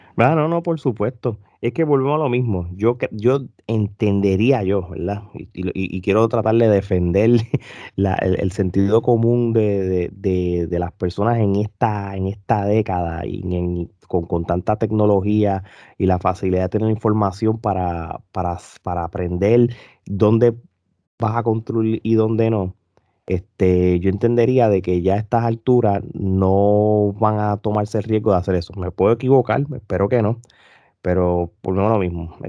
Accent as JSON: {"language": "Spanish", "country": "Puerto Rico", "moved": "yes", "said": "yo me fui hace muchos años de Puerto Rico"}